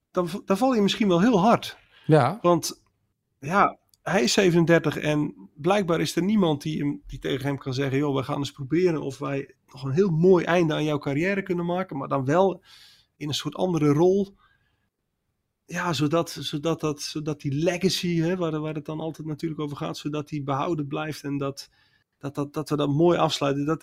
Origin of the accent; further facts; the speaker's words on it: Netherlands; wij kijken er waarschijnlijk als Nederlanders vrij nuchter naar dat je denkt, ja joh, dan heb je zo'n mooie carrière gehad